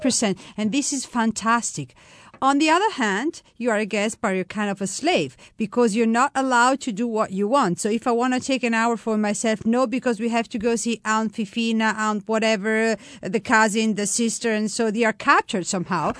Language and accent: English; Florence, Tuscany, Italy; English is a second language; now in Umbria, Italy; I was born in Florence